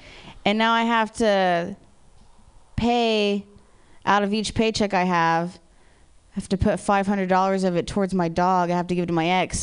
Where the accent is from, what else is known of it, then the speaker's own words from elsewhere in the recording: Ohio, United States; I'm from Ohio